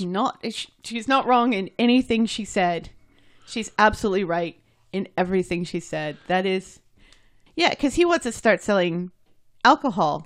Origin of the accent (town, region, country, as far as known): United States